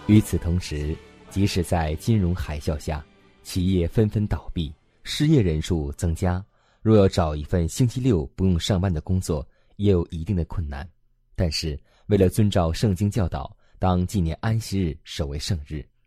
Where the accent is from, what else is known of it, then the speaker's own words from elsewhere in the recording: Hong Kong; 中学时代我是香港的名教的高材生